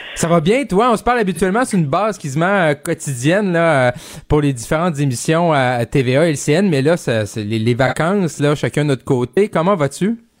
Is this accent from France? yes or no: no; Quebec, Canada; jeune bleuet comme moi du Saguenay-Lac-Saint-Jean